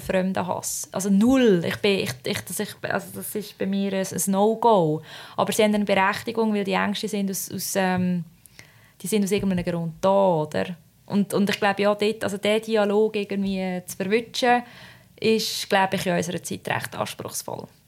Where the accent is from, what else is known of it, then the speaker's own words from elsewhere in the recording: Switzerland; ich komme aus der Schweiz